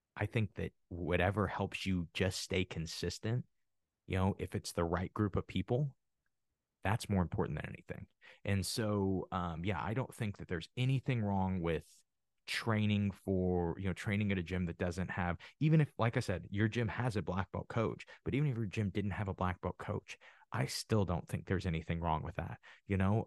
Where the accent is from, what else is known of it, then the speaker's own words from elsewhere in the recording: Midwest, United States; I'm from the Midwest, and it is huge on wrestling